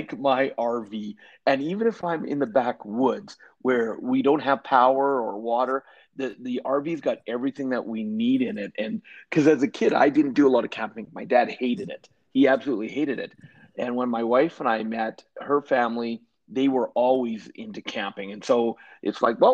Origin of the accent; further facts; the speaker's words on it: Canada; also born or lived in British Columbia / Alberta; I am Canadian, and I grew up born in British Columbia, but now and have spent most of my life in Alberta is where I live